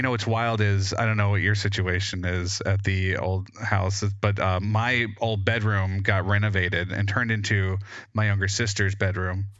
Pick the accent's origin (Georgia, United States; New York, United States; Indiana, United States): Georgia, United States; West; growing up in the boondocks in, like, West Georgia